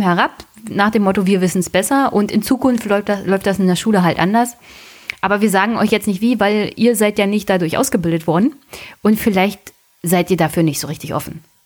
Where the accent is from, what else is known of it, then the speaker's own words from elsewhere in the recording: Brandenburg, Germany; als Brandenburger